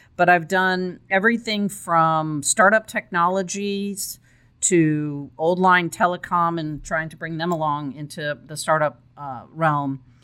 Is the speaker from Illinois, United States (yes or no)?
yes; Chicago, Illinois, United States; moved away as an adult; also born or lived in Texas; I grew up in uh, the suburbs of Chicago. And er, in my early 20s, um, I left